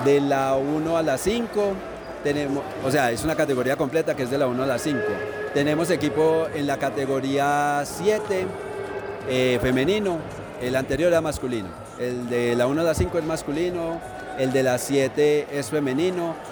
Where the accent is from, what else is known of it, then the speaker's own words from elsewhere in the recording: Caldas, Colombia; also born or lived in Chinchiná; Yo vivo en Chinchiná y soy de acá de Caldas